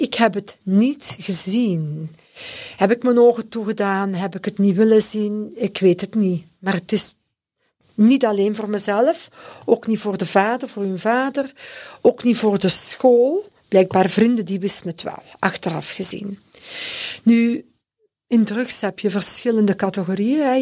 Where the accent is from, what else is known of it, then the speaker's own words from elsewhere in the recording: Leuven, Flanders, Belgium; Ik ben ook afkomstig van Leuven